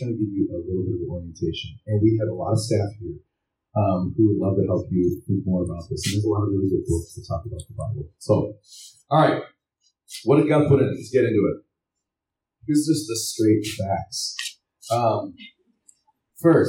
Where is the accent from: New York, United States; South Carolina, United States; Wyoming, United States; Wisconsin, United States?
Wyoming, United States; I'm from Wyoming and there's a lot of farms and ranches in Wyoming